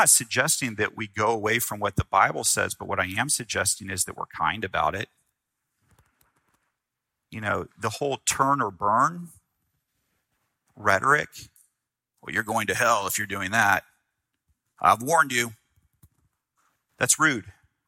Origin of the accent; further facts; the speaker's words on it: the South, United States; I grew up in the South